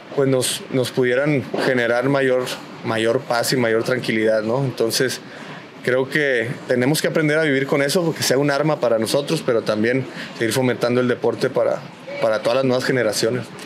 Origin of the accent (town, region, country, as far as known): Mexico